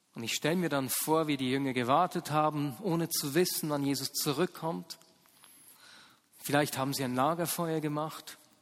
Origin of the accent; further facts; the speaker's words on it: Muri bei Bern, Bern, Switzerland; also born or lived in Hasliberg / Ostermundigen; Ich war sieben Jahre alt, als meine Eltern mit uns Kindern vom Hasliberg äh, nach Ostermunding gezogen sind